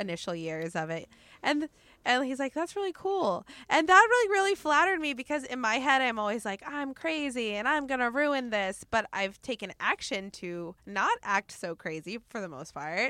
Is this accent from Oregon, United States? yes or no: yes; Oregon, United States; now in Los Angeles, United States; the way I grew up in Oregon, where every city is a very tight community